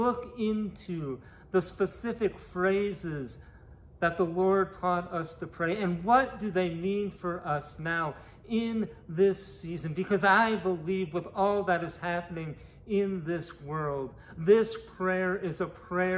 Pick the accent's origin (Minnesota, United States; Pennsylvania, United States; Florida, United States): Minnesota, United States; moved away; in Minneapolis, Minnesota, my home state